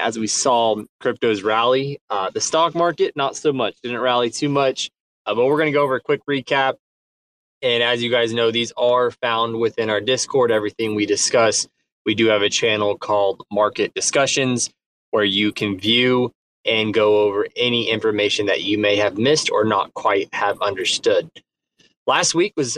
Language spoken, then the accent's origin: English; Midwest, United States; I am from the Midwest